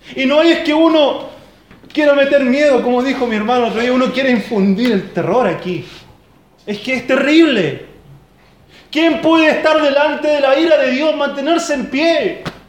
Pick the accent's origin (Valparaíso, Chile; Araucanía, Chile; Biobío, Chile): Biobío, Chile; Lota; moved away; De donde yo vengo, de allá del sur, de la zona minera, de Coronel Lota